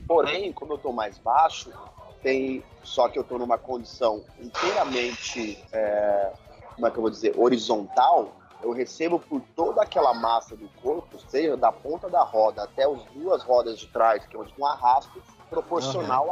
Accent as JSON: {"language": "Portuguese", "region": "São Paulo", "country": "Brazil", "said": "sou de São Paulo"}